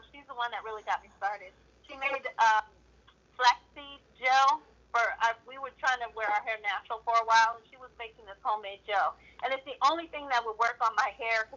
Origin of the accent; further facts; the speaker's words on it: Modesto, California, United States; I'm from Modesto. I live in the Central Valley.